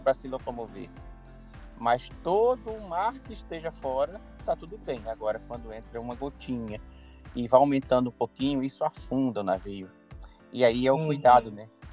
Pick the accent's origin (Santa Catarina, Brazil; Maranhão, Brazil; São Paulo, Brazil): Maranhão, Brazil; Carolina; moved away; eu estou na minha cidade natal, na cidade de Carolina, estado do Maranhão, onde eu nasci e cresci